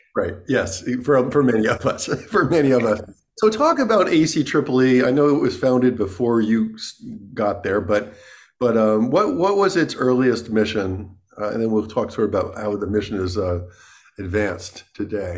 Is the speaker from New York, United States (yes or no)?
yes; New York, United States; I grew up in New York, too